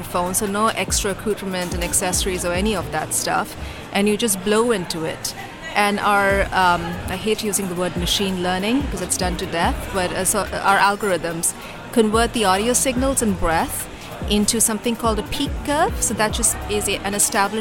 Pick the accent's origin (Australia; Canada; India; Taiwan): India; moved away; growing up in India